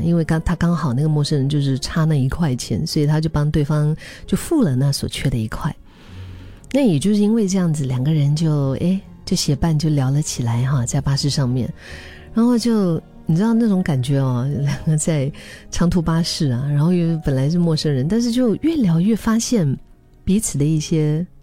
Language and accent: Chinese; Dali, Yunnan, China; 我的家乡大理